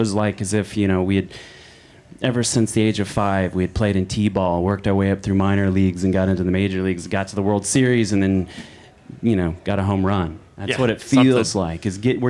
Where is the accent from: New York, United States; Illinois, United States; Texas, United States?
Texas, United States; Fort Worth; I'm from Fort Worth